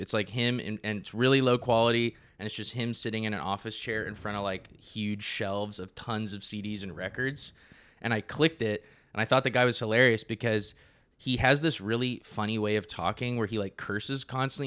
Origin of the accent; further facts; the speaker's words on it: Napa, California, United States; I'm from Napa, California